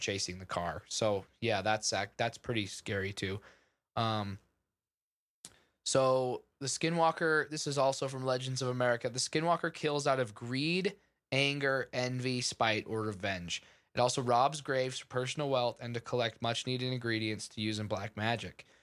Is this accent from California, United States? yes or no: no; Utah, United States; Andrew and I, we're from, uh, we're from Utah